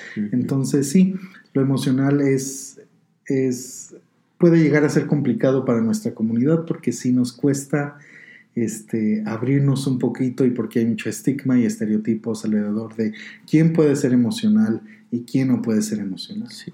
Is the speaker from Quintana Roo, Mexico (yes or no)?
no; Guanajuato, Mexico; also born or lived in Colorado, United States; now in Denver, United States; yo nací y fui criado en el estado de Guanajuato, en México, y después en el 2003 me vine a Colorado